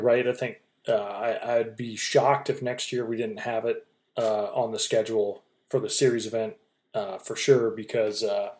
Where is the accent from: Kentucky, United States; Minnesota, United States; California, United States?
Minnesota, United States; I'm from Minnesota. You know, I fish on Mille Lacs and, you know, all the other great smallmouth lakes in Minnesota.